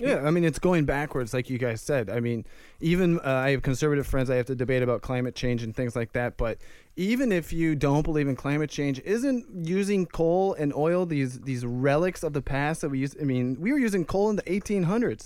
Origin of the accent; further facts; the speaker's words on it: Ohio, United States; moved away; my home state of Ohio